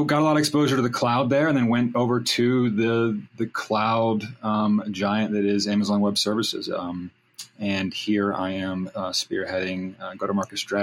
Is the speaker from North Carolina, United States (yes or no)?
yes; North Carolina, United States; also born or lived in California; I grew up in California and then was raised in North Carolina. So I'm a bi-coastal kid